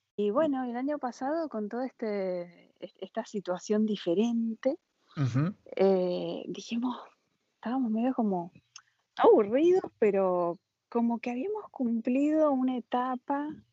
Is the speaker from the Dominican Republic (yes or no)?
no; San Juan, Argentina; moved away as an adult; also born or lived in Miami, United States; now in France; nací en Argentina, San Juan.